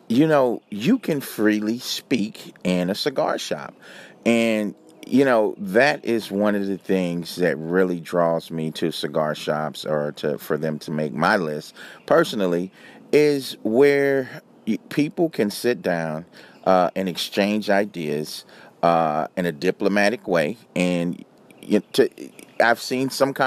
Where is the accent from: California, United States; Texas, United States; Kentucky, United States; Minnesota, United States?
California, United States; Los Angeles; also born or lived in New York / San Francisco / Chicago / Miami; now in Atlanta, United States; I'm originally from Los Angeles, so I've lived in big cities